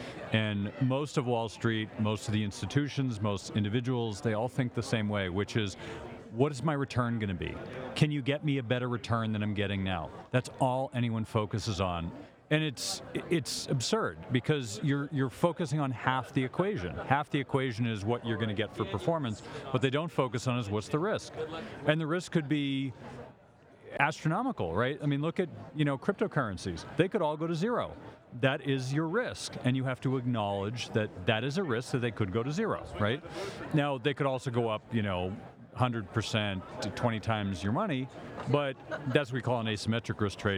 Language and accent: English; Boston, Massachusetts, United States; Boston, Massachusetts.